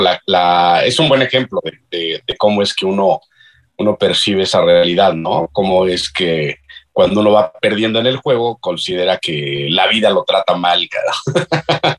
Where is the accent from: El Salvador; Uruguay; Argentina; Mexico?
Mexico; nosotros, los, los mexicanos